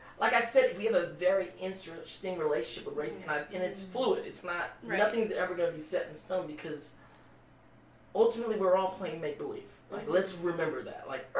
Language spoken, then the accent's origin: English; Philippines; Like, I'm Filipino, right?